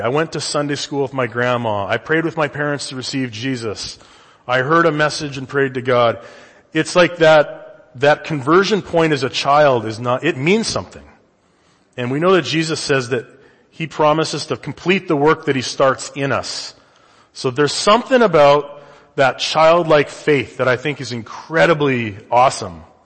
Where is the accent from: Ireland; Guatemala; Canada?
Canada; now in United States; I'm from the Great White North